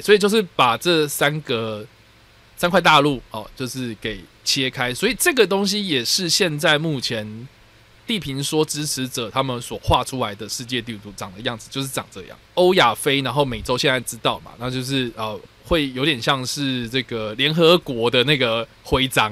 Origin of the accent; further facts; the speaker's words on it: Taipei, Taiwan; 我在台北长大的小孩